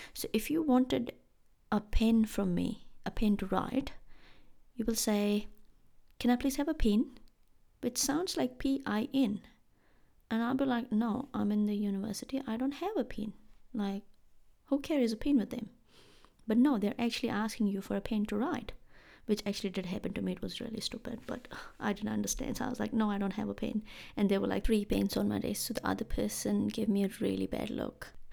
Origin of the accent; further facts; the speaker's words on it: India; moved away as an adult; now in New Zealand; I am from India in case you have forgotten. And in India back in the day when I was when I used to live there